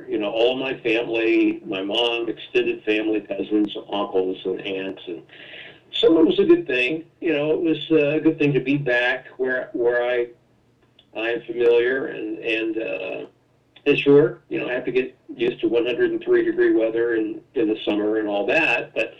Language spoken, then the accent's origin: English; Dallas, Texas, United States; moved away as an adult; also born or lived in Buffalo, New York; and I'm from Dallas area.